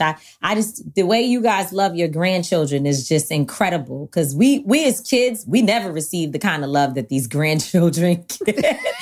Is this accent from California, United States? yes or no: no; New York City, New York, United States; In Harlem, in Manhattanville Projects, on one hundred thirty-third Street and Old Broadway